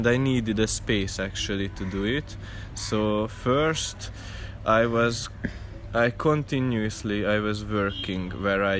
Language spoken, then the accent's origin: English; Hungary; moved away; I came from Hungary